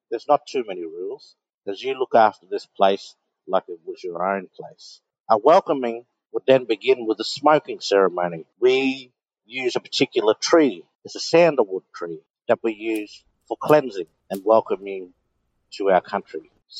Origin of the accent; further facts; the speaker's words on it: Rockhampton, Queensland, Australia; I was born in Rockhampton, born and bred here. All my family are here, all my relatives. Rockhampton sits in my Darnambal country, so I'm always on my particular clan country.